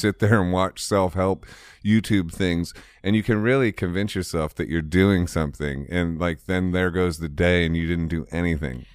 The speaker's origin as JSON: {"language": "English", "region": "Ohio", "country": "United States", "said": "I'm from Ohio"}